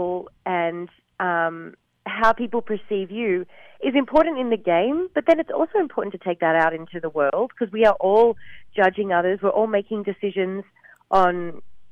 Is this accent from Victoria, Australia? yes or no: no; Gold Coast, Queensland, Australia; my hometown of the Gold Coast